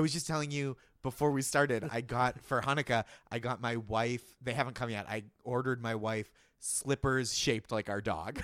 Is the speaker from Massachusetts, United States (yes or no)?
yes; Boston, Massachusetts, United States; As a Bostonian